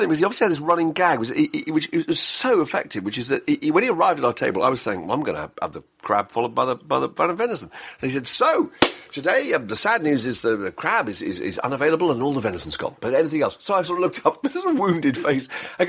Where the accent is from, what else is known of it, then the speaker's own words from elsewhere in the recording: South East England, United Kingdom; I wouldn't tell from my accent, but I'm from Hampshire